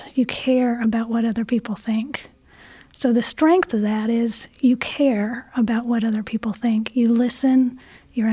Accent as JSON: {"language": "English", "town": "Chattanooga", "region": "Tennessee", "country": "United States", "tie": "born or raised there", "said": "I grew up in Chattanooga"}